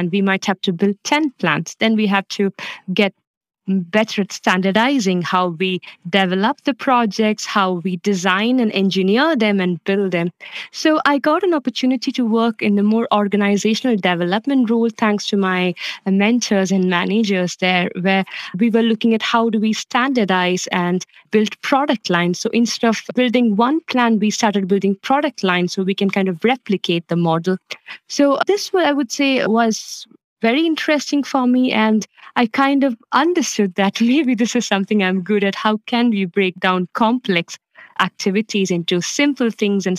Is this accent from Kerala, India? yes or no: yes; Kerala, India; moved away as an adult; now in Copenhagen, Denmark; I'm originally from Kerala in India, and I have been living and working in Denmark the last 8 years